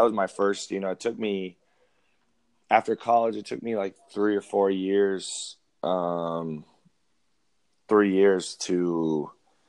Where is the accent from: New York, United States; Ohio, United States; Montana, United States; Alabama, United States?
Montana, United States; moved away as an adult; also born or lived in Colorado / Australia / New Zealand; now in Phoenix, United States; I'm 28 years old. I grew up in Montana. I was born in Colorado, but spent the first 4 years of my life in Australia and New Zealand.